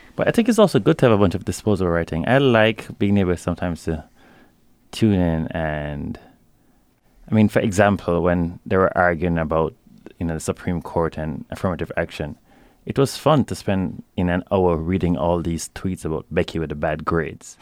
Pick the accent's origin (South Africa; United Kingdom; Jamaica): Jamaica; growing up in Jamaica as I did